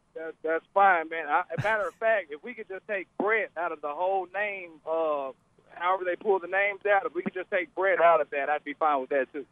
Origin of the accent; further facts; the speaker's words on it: Arkansas, United States; I'm from Arkansas. I love Arkansas